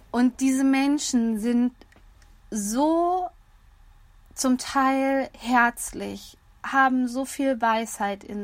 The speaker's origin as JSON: {"language": "German", "region": "Hesse", "country": "Germany", "said": "Hier in meiner Heimat in Nordhessen sagt man übrigens auch, es hat alles seine Vor- und Nachteile."}